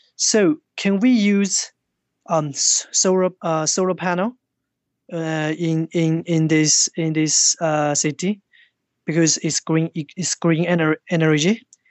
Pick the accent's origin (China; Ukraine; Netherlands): China; English is a second language; moved away as an adult; also born or lived in Tokyo, Japan; I was born in China